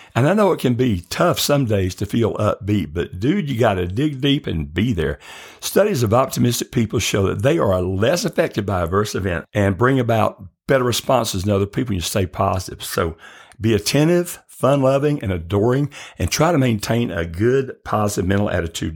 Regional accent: the South, United States; I grew up in the South

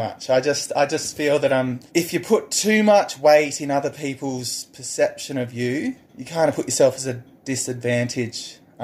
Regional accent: Wagga Wagga, New South Wales, Australia; moved away; I grew up in this rural community and I'm just going to say, I come from Wagga

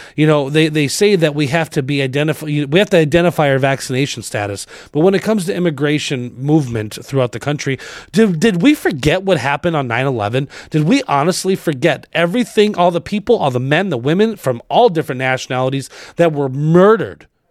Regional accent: Arizona, United States; I grew up in Arizona

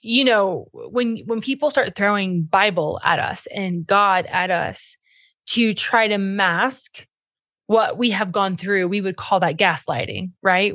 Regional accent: Cincinnati, Ohio, United States; my hometown of Cincinnati

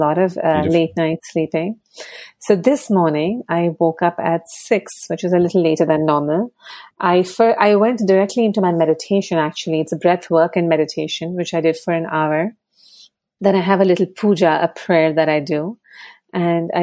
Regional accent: Mumbai, Maharashtra, India; now in New York, United States; So my background is that I grew up in Mumbai

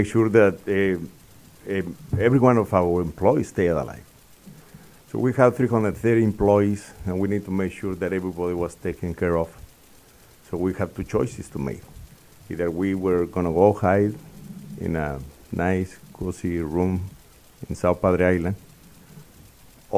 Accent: Mexico City, Mexico; moved away as an adult; also born or lived in Texas, United States; I was born in Mexico City. I came to school to the University of Texas

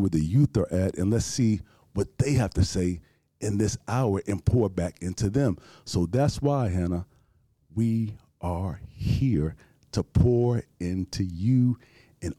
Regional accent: Houston, Texas, United States; I'm born and raised here from Houston, Texas

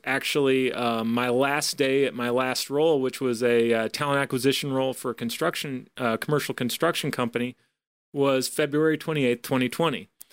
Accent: Iowa, United States; moved away; I'm, I'm originally from Iowa, uh, grew up in kind of, uh, you know, a smaller

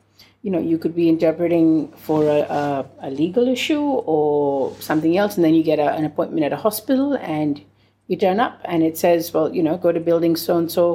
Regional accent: India; I'm from India, I speak Hindi

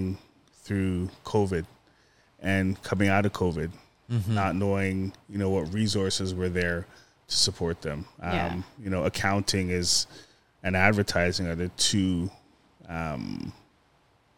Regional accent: Toronto, Ontario, Canada; I was born in Scarborough.

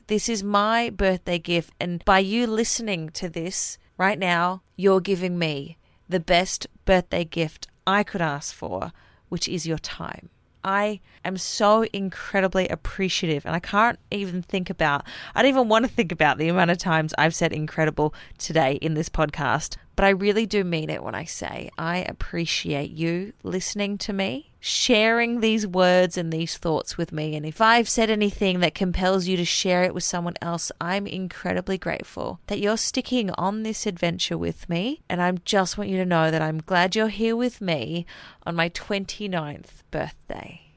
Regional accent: Australia; now in New Zealand; I'm an Aussie

